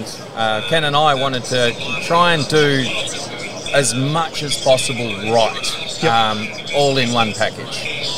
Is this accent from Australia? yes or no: yes; Adelaide, South Australia, Australia; South Australia, so Adelaide. Okay. So farm boy originally, and haven't moved too far from where I grew up, and sleepy little town of Adelaide.